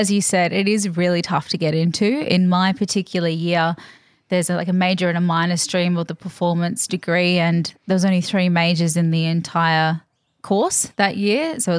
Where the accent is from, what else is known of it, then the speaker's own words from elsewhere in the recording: Queensland, Australia; But I was a freshie kid, so just up the road.